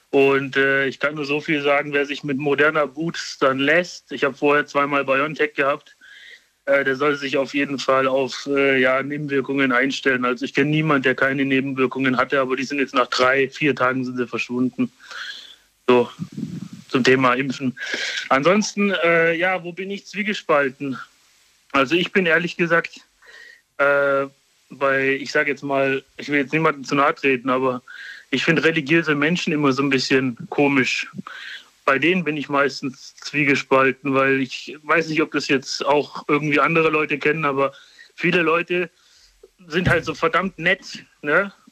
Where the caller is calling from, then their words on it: Karlsruhe, Baden-Württemberg, Germany; Also, ich komme aus Karlsruhe.